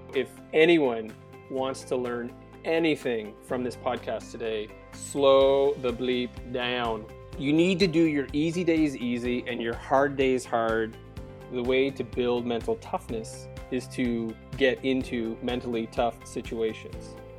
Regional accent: Prince Edward Island, Canada; moved away as an adult; also born or lived in Kingston; I'm an island boy, born and raised on Prince Edward Island

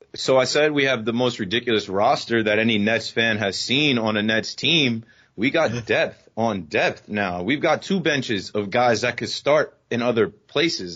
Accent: New Jersey, United States; I'm from Jersey

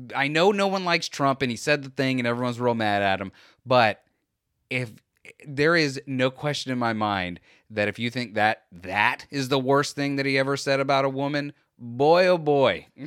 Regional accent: Florida, United States; We're from Florida

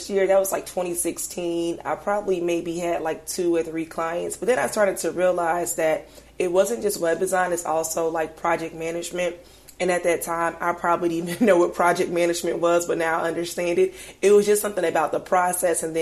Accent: United States; moved away as an adult; now in Atlanta, United States; I'm not from Atlanta. I'm, I'm from a smaller town, like maybe three hours away from here.

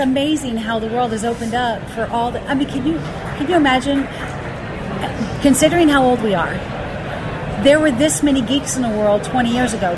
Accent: Charlotte, North Carolina, United States; moved away as an adult; I grew up in Charlotte. I was there for like 24 years

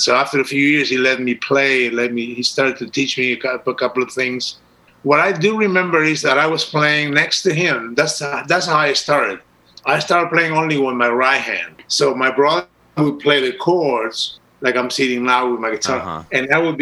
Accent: Uruguay; moved away as an adult; also born or lived in Amsterdam, Netherlands / Rio de Janeiro, Brazil; I was born and raised in Uruguay, South America, and when I was 22, I moved to Holland.

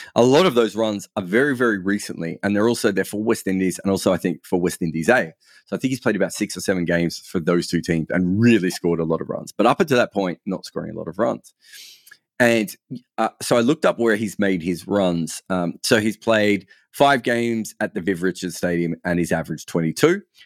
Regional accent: Australia; now in United Kingdom; I'm Australian

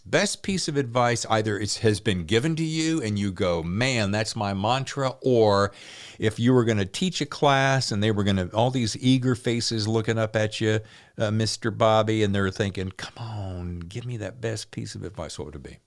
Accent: the Dirty South, United States; now in California, United States; I'm from the Dirty South

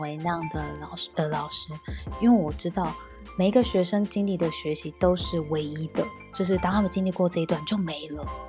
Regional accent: Taiwan; also born or lived in United Kingdom; 想说回来，回来台湾休息一下，见见爸妈

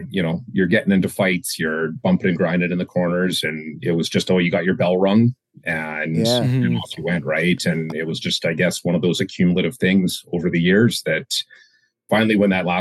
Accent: Martensville, Saskatchewan, Canada; I grew up in Saskatoon, just outside Saskatoon, Saskatchewan

